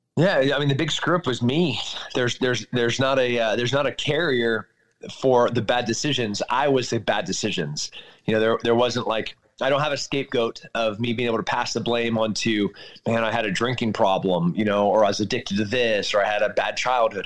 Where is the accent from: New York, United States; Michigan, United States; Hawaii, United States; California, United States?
California, United States; moved away; I'm, I'm from California